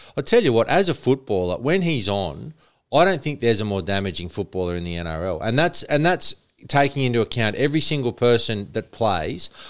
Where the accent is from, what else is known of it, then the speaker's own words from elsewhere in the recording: New South Wales, Australia; I was born in New South Wales